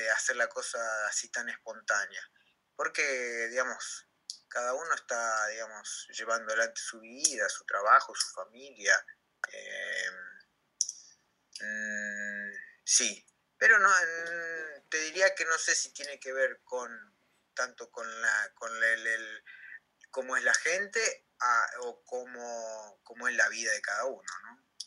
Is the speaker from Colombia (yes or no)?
no; Comodoro Rivadavia, Chubut, Argentina; moved away as an adult; now in Rome, Italy; yo pensé que estaba tres meses acá en Italia, volvía a mi vida normal en, Comodoro